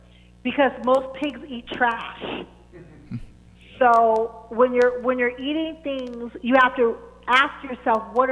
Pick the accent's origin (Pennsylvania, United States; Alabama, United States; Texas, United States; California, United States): Pennsylvania, United States; Pittsburgh; I'm from Pittsburgh